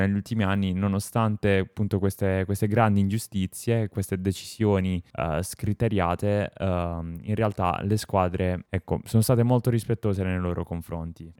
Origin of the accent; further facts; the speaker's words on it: Apulia, Italy; per gli amici pugliesi sono pugliese